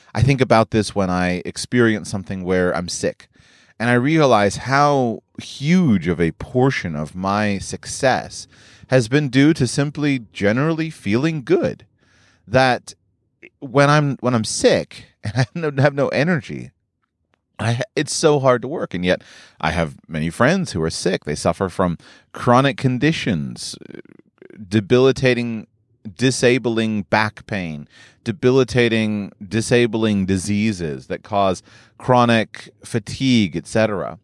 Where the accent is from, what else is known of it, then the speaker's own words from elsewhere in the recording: United States; I grew up in the United States of America